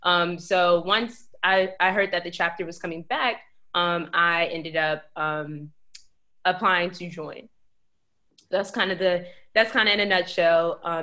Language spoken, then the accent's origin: English; Alexandria, Virginia, United States; When I first got to VCU from Alexandria, I'm from Alexandria. And so when I got here from Alexandria, I had like maybe 3 people that I knew on campus.